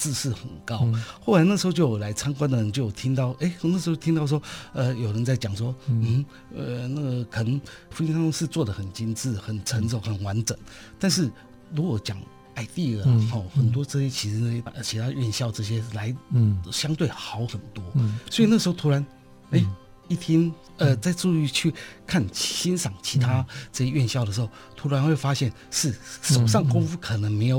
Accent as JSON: {"language": "Chinese", "region": "Taipei", "country": "Taiwan", "tie": "born or raised there", "said": "对对对，okay, 台北市。等于从小就在台北市。"}